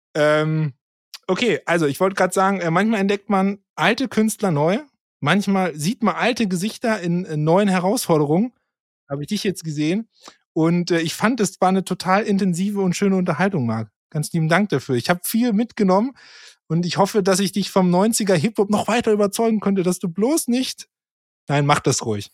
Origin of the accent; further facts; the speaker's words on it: Germany; als Deutscher